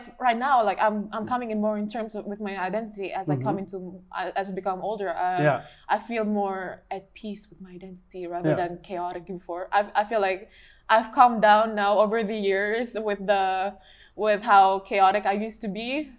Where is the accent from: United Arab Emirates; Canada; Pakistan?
United Arab Emirates; It also affects a lot with my identity as well, because growing up in the United Arab Emirates, really, like, I was immersed in a very international culture, but also with the Arabic culture.